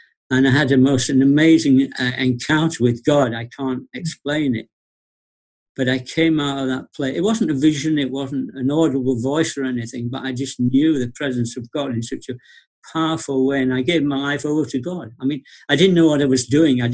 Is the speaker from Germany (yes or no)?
no; Bradford, Yorkshire and the Humber, United Kingdom; I was born in Bradford, Yorkshire